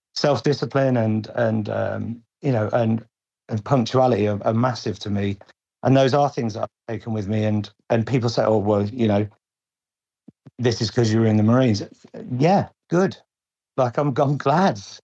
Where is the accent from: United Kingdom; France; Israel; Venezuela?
United Kingdom; Lincolnshire, East Midlands; I'm from uh, Lincolnshire, mm-hmm. very sort of rural area, quiet, sleepy town.